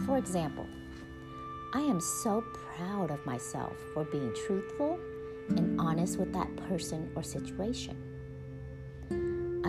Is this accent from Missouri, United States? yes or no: no; Texas, United States; accent: Texas; my Texas accent